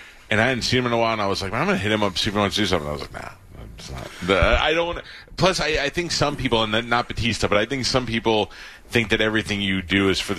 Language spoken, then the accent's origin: English; New York, United States; So I grew up in New York, you know, and I graduated high school in 89.